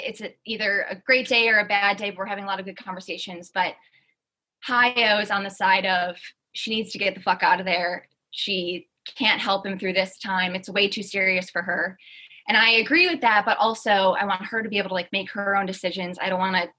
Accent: Wisconsin, United States; now in Atlanta, United States; So my childhood best friend, we grew up in Wisconsin together

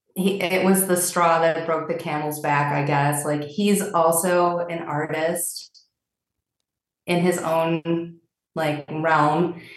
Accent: Milwaukee, Wisconsin, United States; also born or lived in a small town; I did grow up in a small town, but my formative years were in Milwaukee

